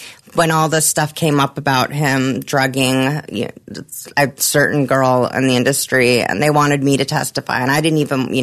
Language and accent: English; Germany; moved away; I'm from Germany.